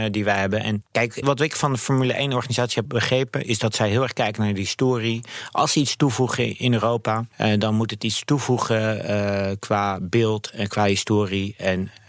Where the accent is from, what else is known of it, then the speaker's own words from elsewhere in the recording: Netherlands; als Nederlanders.